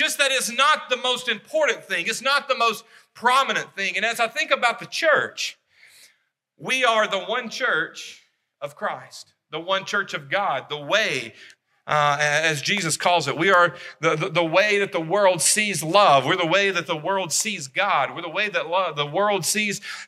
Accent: Savannah, Tennessee, United States; also born or lived in Florence, Alabama; I was born in Florence. When I was 10 years old, we moved to Savannah, Tennessee

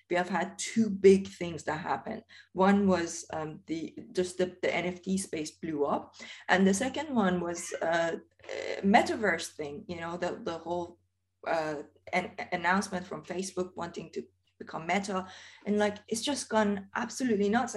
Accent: Iran; moved away as an adult; now in United Kingdom; I originally come from Iran. And I remember, you know, I grew up in Iran. I left Iran when I was 23.

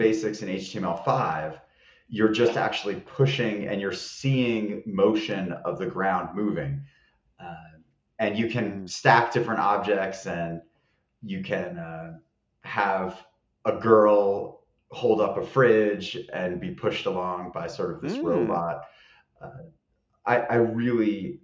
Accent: New Jersey, United States; moved away as an adult; now in Boulder, United States; I'm originally from New Jersey, but I came out here, fell in love with Colorado.

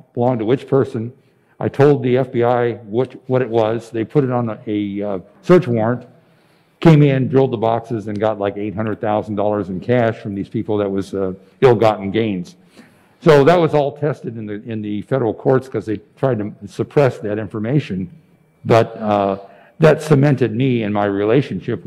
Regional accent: Las Vegas, Nevada, United States; I grew up in Las Vegas

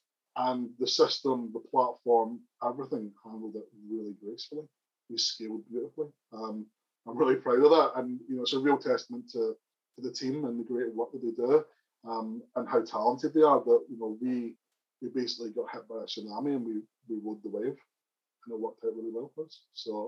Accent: Northern Ireland, United Kingdom; accent: Northern Irish; I'm obviously a blow-in. My accent's got a kind of Northern Irish accent, obviously.

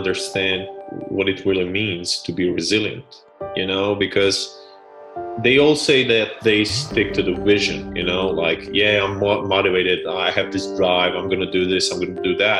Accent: Split, Split-Dalmatia County, Croatia; I come from Split, which is a small city on the coast of Croatia.

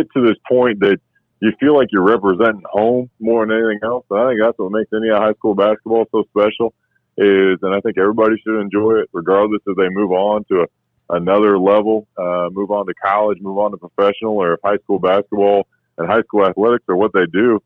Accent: Washington, United States; growing up in Washington

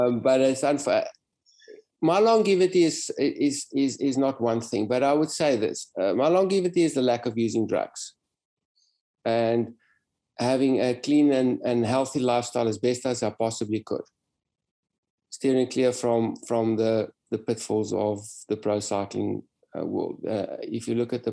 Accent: South Africa; I came from South Africa, raced in Europe

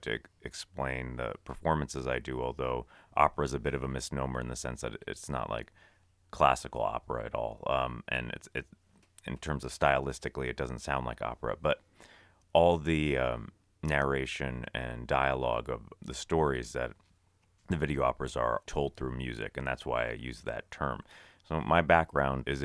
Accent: New York City, New York, United States; as a kid, I lived on Madison Avenue in New York City

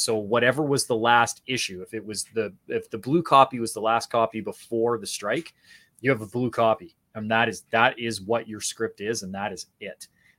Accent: Canada; Yeah, so I'm a Canadian, so I'm actually an ACTRA member, which is an affiliate with SAG-AFTRA.

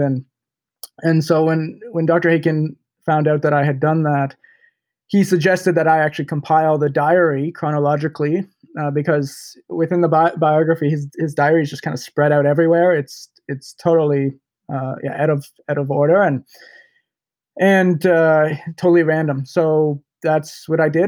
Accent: Canada; also born or lived in Peterborough, Ontario; I'm a Canadian. I, I live in Peterborough, Ontario, Canada

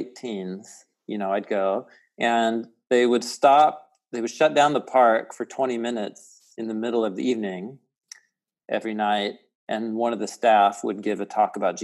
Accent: Portland, Oregon, United States; moved away as an adult; also born or lived in Midwest / Jerusalem; I grew up in Portland, Oregon, and that's where I live now

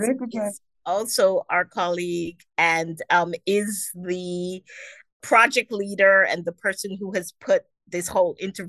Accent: Cameroon; I am from Cameroon.

